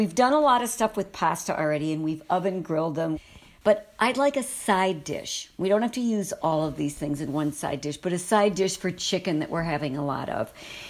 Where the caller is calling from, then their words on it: Dayton, Ohio, United States; And we're calling from Dayton, Ohio.